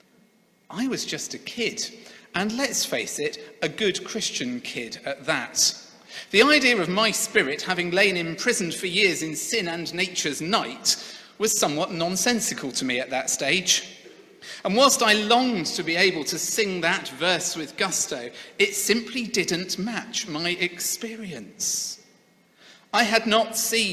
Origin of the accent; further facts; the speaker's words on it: Sevenoaks, South East England, United Kingdom; The church where I grew up in Seven Oaks in Kent was a great church. I have very fond memories of the 20 years I attended there.